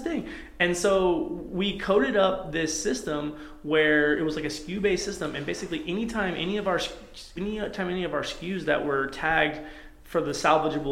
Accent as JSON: {"language": "English", "town": "Athens", "region": "Georgia", "country": "United States", "also_born_or_lived": "Atlanta, Georgia", "moved": "as an adult", "lives_now": "Spokane, United States", "said": "we're from Atlanta, for Athens, Georgia, originally"}